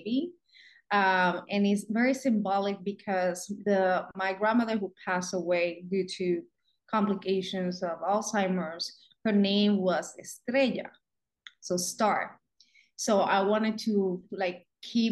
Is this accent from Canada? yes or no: no; Puerto Rico; moved away as an adult; now in United States; born and raised in Puerto Rico